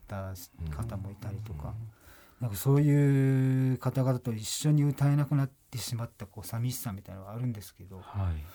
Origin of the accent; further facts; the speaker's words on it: Amami Ōshima, Kagoshima, Japan; 僕もともと奄美の生まれで、はい、奄美大島のその島唄をずっと高校生の時から歌ってきた